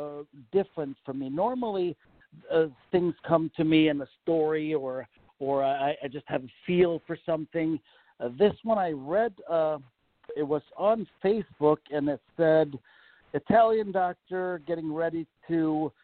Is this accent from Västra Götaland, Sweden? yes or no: no; Malmö, Skåne, Sweden; now in United States; I am from Malmo, Sweden, which is the southern tip of Sweden that's attached to Denmark, Copenhagen.